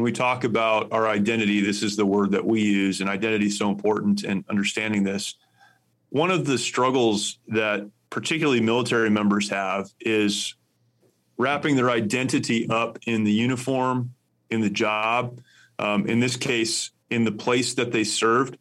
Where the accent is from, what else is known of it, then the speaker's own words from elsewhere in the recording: United States; As an American